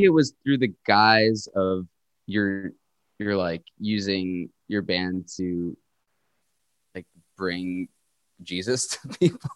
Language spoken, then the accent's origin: English; Winthrop, Massachusetts, United States; moved away as an adult; also born or lived in Queens, New York / New Rochelle, New York; now in Montreal, Canada; I grew up there till I was about nine, and then I moved to uh, Winthrop, Massachusetts, which is right outside of Boston. And sort of I've been in the Boston area since uh, around nine or ten